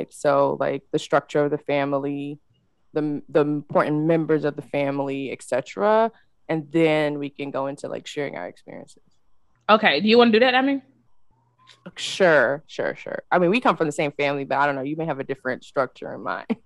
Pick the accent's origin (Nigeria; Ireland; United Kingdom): Nigeria; now in United States; I'm Nigerian, so my dad and mom came to the states um